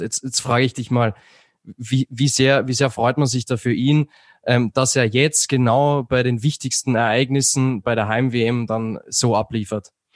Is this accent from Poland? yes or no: no; Austria; ich als Österreicher